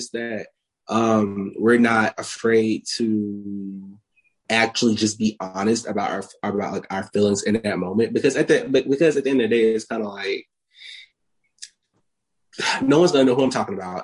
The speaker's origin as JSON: {"language": "English", "town": "Meridian", "region": "Mississippi", "country": "United States", "tie": "born or raised there", "moved": "yes", "lives_now": "Atlanta, United States", "said": "growing up in Mississippi"}